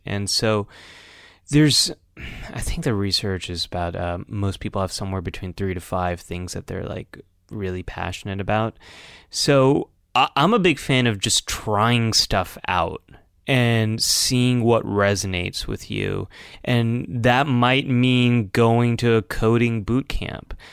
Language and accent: English; California, United States; as a Californian